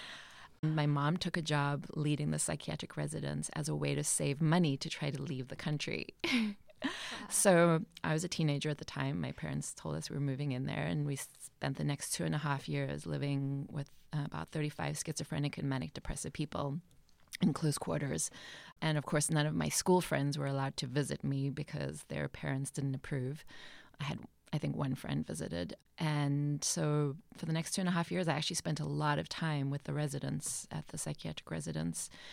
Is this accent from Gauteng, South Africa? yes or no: yes; Johannesburg, Gauteng, South Africa; also born or lived in rural Eastern Cape, South Africa; now in Cape Cod, United States; moved to Johannesburg, um, where my father taught at another university there